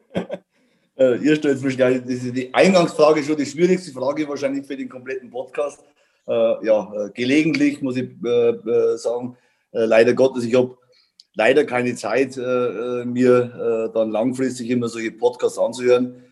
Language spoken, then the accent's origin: German; Bavaria, Germany; also born or lived in Munich; ich komme aus Bayern